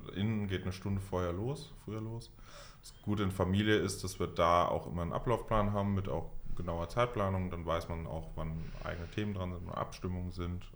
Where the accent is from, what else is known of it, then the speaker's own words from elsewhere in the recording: Mainz, Rhineland-Palatinate, Germany; ich komme aus Mainz